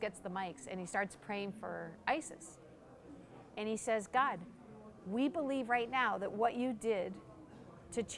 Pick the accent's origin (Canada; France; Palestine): Canada; I'm Canadian.